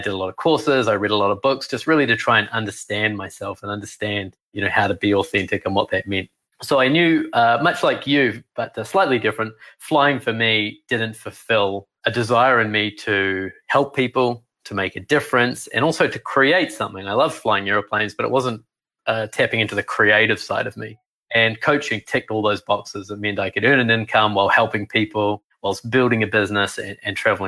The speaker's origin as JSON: {"language": "English", "country": "New Zealand", "tie": "born or raised there", "accent": "New Zealand", "moved": "yes", "said": "I grew up in New Zealand"}